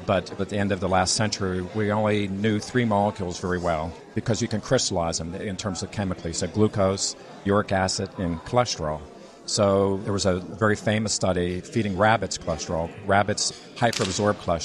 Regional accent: Pittsburgh, Pennsylvania, United States; now in Bethesda, Maryland, United States; I'm actually originally from Pittsburgh

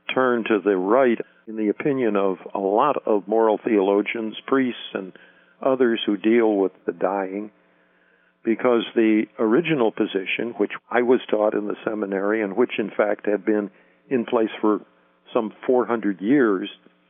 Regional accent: Chicago, Illinois, United States; I grew up in Chicago, and I went to Catholic seminaries in Chicago, studied to be a priest in theology at the seminary in Mundelein, Illinois, and I was ordained in 1958.

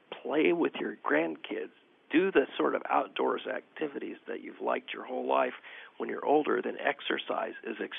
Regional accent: California, United States; moved away; I'm from California originally

